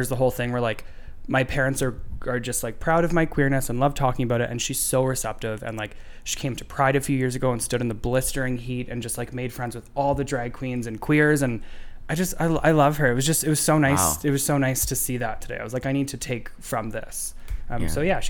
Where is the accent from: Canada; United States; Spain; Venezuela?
Canada; Sudbury, Ontario; Growing up in Sudbury.